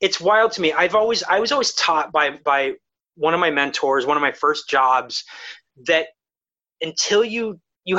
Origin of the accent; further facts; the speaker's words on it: Ohio, United States; moved away; I'm from Ohio